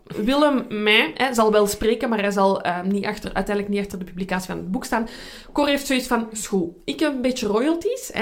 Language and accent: Dutch; Belgium